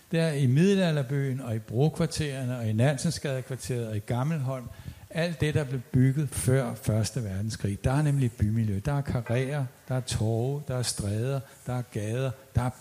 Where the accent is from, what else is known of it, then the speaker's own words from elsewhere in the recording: Copenhagen, Capital Region of Denmark, Denmark; also born or lived in United States; og jeg er nok en af de ældste og sureste i, i øh, forsamlingen her. Så er jeg også københavner. Jeg er født i København, jeg har boet her i mange år, bortset fra en kortere årrække i USA.